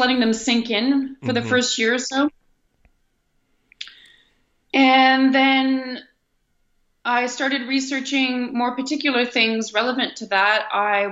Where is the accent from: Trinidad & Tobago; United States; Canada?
Canada; Ottawa, Ontario; moved away as an adult; also born or lived in Netherlands; I also come from a Franco-Ontarian culture in Ontario, which is a province of Canada. And I was I grew up in Ottawa, and I grew up in a French grade school and through a French high school